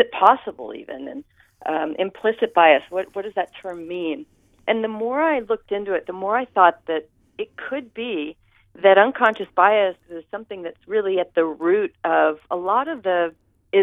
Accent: San Francisco, California, United States; I grew up in Pacific Heights in San Francisco

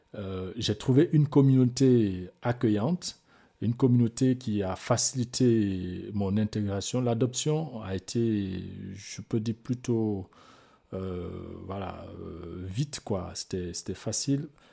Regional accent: Guinea; born or raised there; moved away

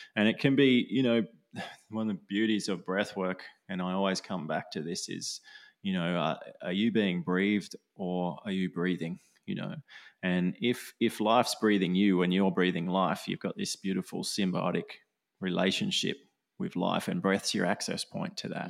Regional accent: Australia; I'm Aussie

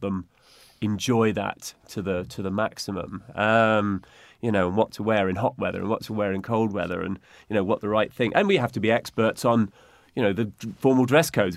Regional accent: United Kingdom; as British, you know, the Brits have been great travellers

